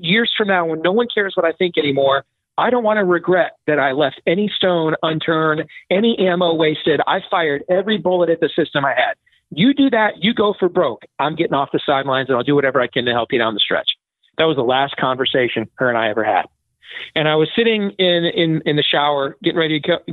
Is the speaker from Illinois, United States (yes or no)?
no; Iowa, United States; here in my home state of Iowa